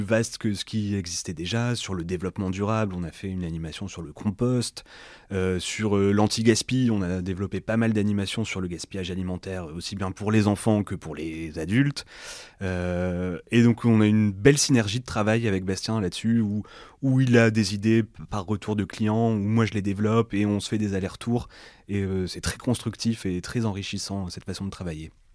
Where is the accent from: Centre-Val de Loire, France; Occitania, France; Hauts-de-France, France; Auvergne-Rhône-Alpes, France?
Hauts-de-France, France; Lomme; je suis originaire de l'Homme